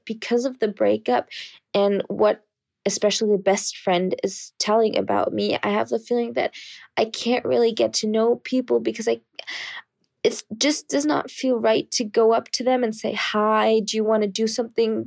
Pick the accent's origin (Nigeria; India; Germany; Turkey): Germany; moved away as an adult; now in Poland; I'm actually from Germany, but right now studying in Poland